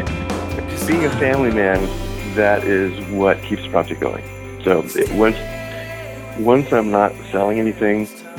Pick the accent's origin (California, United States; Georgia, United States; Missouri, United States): California, United States; San Diego; moved away as an adult; also born or lived in Los Angeles / Kansas; I grew up in San Diego